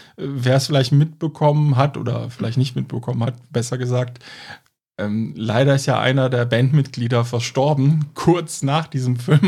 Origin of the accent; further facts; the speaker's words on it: Cologne, North Rhine-Westphalia, Germany; wir kommen aus Köln